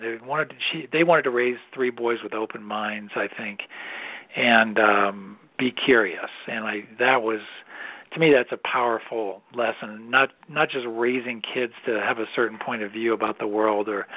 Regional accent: Massachusetts, United States; moved away as an adult; also born or lived in Illinois; now in Colorado, United States; I was raised in Massachusetts

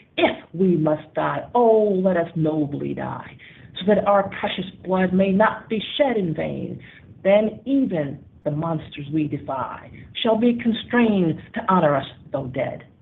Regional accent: United States; now in Panama; I'm African American and grew up in uh, 50s, 60s, and 70s

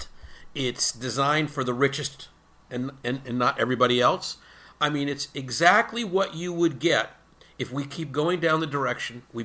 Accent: United States; as an American citizen

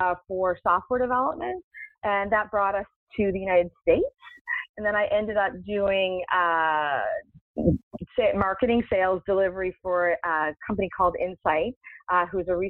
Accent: Canada; moved away; I'm originally from Canada

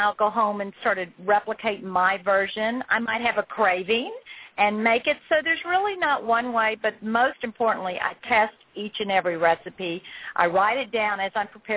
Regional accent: the South, United States; I'm from the South.

